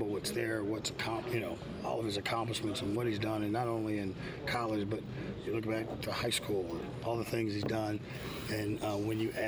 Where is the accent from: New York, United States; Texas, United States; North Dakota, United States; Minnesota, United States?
Texas, United States; Houston; I grew up in Houston. So growing up in Houston, we hated the Cowboys